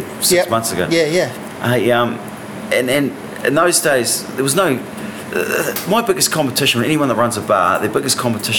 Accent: Hawke's Bay, New Zealand; growing up in Hawke's Bay, there were a lot of venues

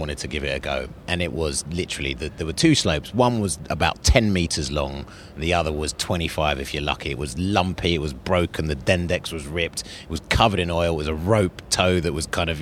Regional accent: London, United Kingdom; also born or lived in Zambia / Northern Ireland; I was born in Zambia, and then we moved to Northern Ireland when I was 6, and we travelled around a lot, and I ended up in London when I was about 8

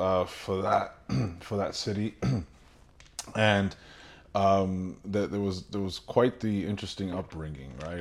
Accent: New York City, New York, United States; moved away; born and raised in Brooklyn, New York, uh, a descendant of, uh, of a Dominican family

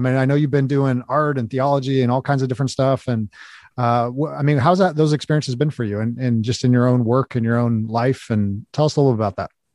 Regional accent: Los Angeles, California, United States; now in Kansas City, United States; I live in the Midwest now in, in Kansas City, but, um, I'm originally from the West Coast. I'm from Los Angeles

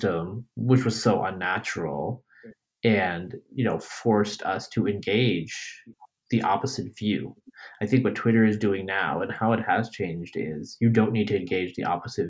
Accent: New York, United States; also born or lived in Bangladesh / West Coast; now in Texas, United States; I was born in Bangladesh, raised in upstate New York, grew up on the West Coast, live in Texas, fly fairly frequently

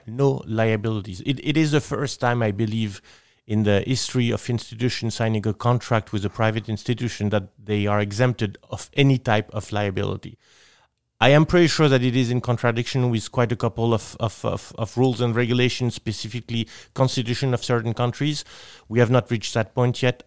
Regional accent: Nice, Provence-Alpes-Côte d'Azur, France; English is a second language; I am from Nice, which is in southeast of France

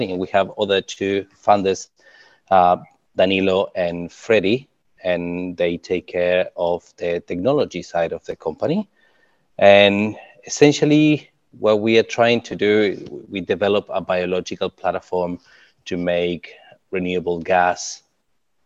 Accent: Uruguay; now in New Zealand; I'm from Uruguay

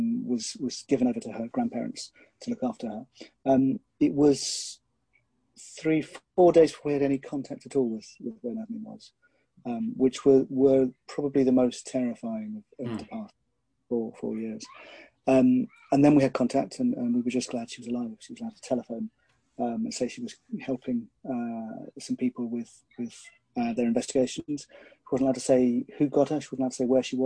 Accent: United Kingdom; my background is I am British

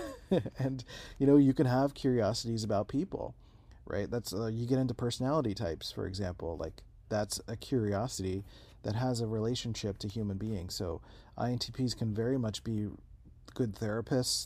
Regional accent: Philadelphia, Pennsylvania, United States; also born or lived in San Diego, California; now in Rochester, United States; I grew up in Philadelphia

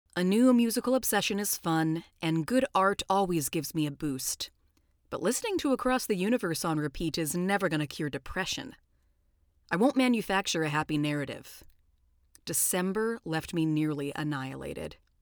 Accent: Southern California, United States; I'm from Southern California

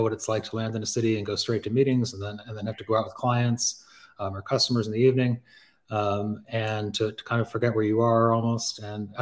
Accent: Pittsfield, Massachusetts, United States; moved away; also born or lived in Hong Kong; Growing up in Pittsfield

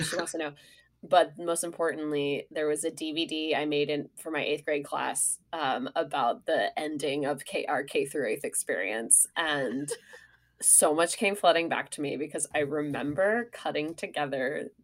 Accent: Sonoma, California, United States; now in New York, United States; I'm from Sonoma

